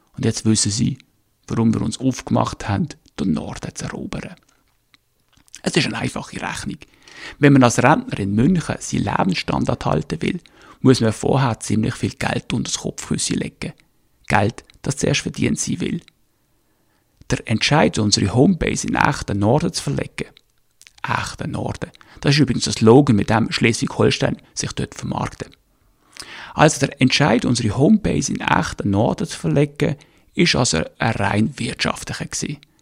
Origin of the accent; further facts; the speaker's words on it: Birsfelden, Basel-Landschaft, Switzerland; moved away as an adult; now in Northern Germany; ich bin Schweizer, in Basel geboren und in Biersfelden, also Vorderstadt, gross geworden